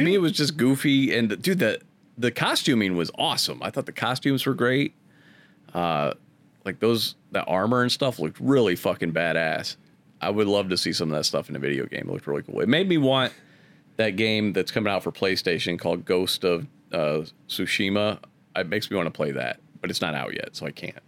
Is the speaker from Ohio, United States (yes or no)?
yes; Akron, Ohio, United States; Growing up in Akron